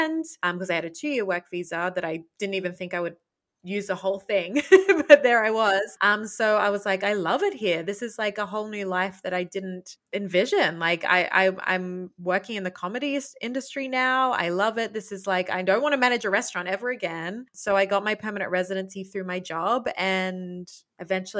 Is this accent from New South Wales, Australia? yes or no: yes; Port Macquarie, New South Wales, Australia; accent: Australian; moved away as an adult; also born or lived in Sydney / Queensland; now in Montreal, Canada; I was born in Sydney, but then, you know, from a very young age, lived in this small town called Port Macquarie, which is about 4 hours north of Sydney on the coast